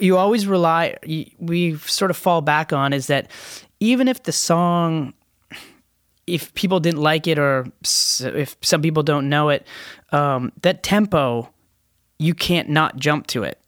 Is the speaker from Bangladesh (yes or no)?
no; Canada; we're Canadians